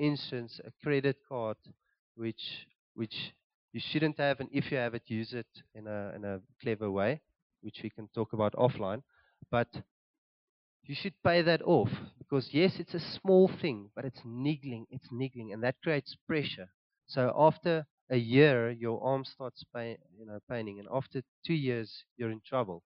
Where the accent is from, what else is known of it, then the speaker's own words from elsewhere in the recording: Cape Town, Western Cape, South Africa; now in Gauteng, South Africa; we're originally from Cape Town